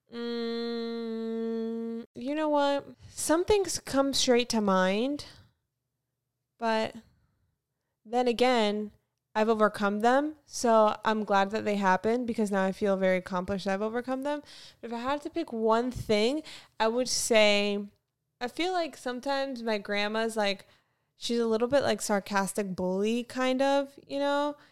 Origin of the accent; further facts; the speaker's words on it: Fort Lauderdale, Florida, United States; also born or lived in North Carolina; now in Los Angeles, United States; I am from Florida, Fort Lauderdale